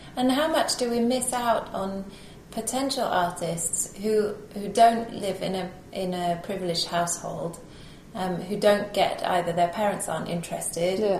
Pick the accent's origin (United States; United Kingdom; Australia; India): United Kingdom; being British